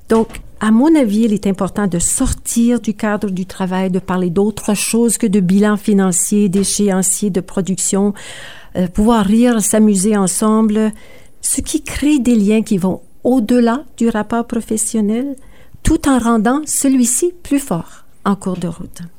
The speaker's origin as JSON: {"language": "French", "town": "Sudbury", "region": "Ontario", "country": "Canada", "tie": "born or raised there", "also_born_or_lived": "Kapuskasing, Ontario", "said": "je suis née à Kapuskasing, une petite communauté du nord de l'Ontario. Euh, j'ai grandi à Sudbury"}